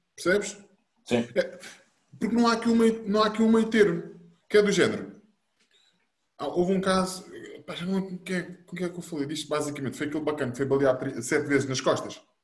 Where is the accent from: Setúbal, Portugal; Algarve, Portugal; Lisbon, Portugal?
Lisbon, Portugal; Bobadela; nós sempre fomos nascidos e criados na Bobadela